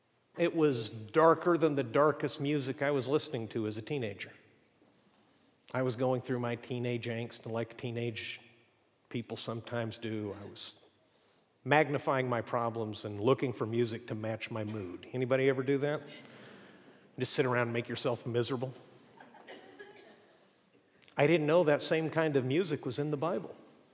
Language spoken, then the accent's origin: English; Mexico; I grew up in Mexico, and we're not entirely sure what happened there, but probably what happened is for a few years we lived in a city that was toxic.